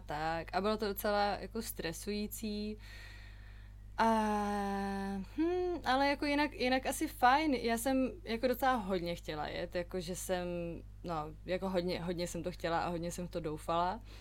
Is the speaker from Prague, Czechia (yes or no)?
yes; Prague, Czechia; also born or lived in London; narodila jsem se, vyrůstala jsem v Praze